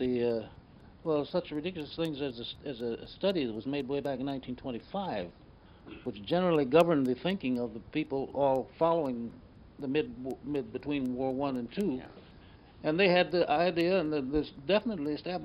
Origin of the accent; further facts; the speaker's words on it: Kansas, United States; I'm from Kansas.